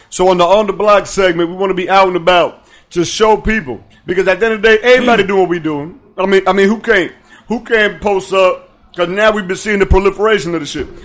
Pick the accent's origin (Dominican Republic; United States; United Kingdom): Dominican Republic; I'm from the Dominican Republic.